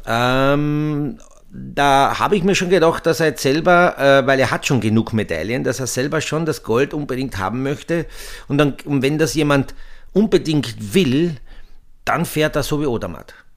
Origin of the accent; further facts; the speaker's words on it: Austria; für uns Österreicher